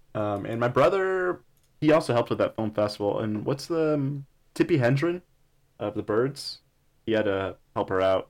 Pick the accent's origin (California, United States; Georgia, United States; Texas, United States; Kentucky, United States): Texas, United States; El Paso; I'm from El Paso